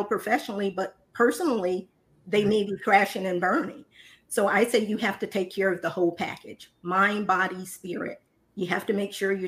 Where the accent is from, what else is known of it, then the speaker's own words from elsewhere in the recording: Indiana, United States; now in Dallas, United States; I'm originally from Indiana, but I now reside in Dallas, Texas